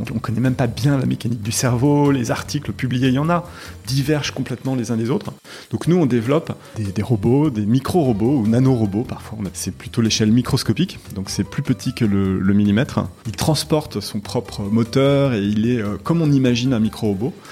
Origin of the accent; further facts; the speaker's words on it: Paris, Île-de-France, France; born there; also born or lived in Morocco; Je suis né à Paris dans le 17e. Et puis, euh, et puis ensuite, j'ai vécu un tout petit peu à Paris bébé, mais je me souviens pas. Et je suis parti vivre au Maroc.